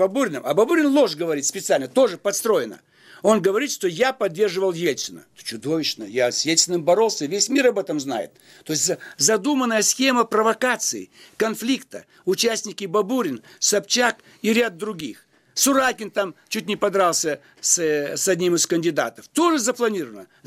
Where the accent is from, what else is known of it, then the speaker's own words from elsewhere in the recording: Almaty, Kazakhstan; now in Russia; Я приехал из Алматы. Вы там были когда-нибудь? Поезжайте там, поживите. Там нет больше возможности мне появляться. Это стало за границей.